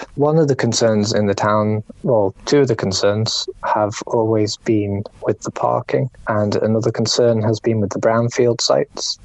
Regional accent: Ramsey, Isle of Man; Ramsey's my hometown

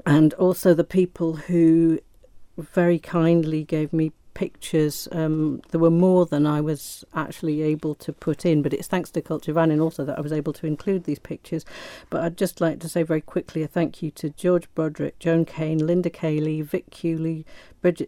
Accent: Isle of Man; ourselves as Manx people

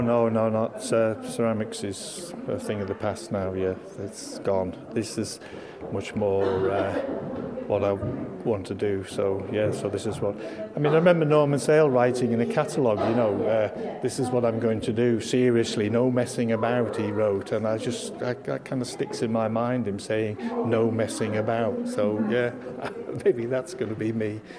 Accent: Isle of Man; growing up in the Isle of Man

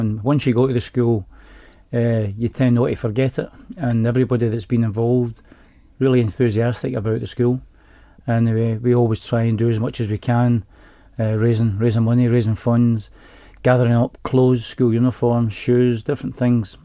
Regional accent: Glasgow, Scotland, United Kingdom; from Glasgow

